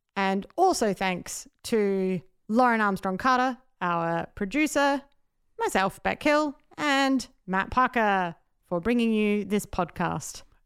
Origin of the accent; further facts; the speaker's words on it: Adelaide, South Australia, Australia; I'm from Adelaide